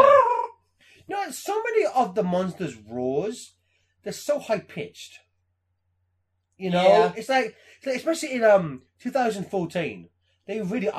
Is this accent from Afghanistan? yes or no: no; England, United Kingdom; I'm English. We don't cheer at movies.